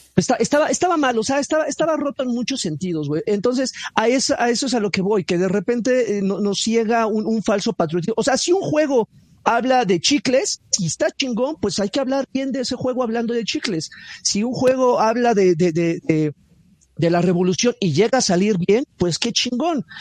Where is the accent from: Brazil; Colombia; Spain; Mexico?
Mexico; como mexicano, yo me siento igualmente orgulloso. Yo tengo raíces totonacas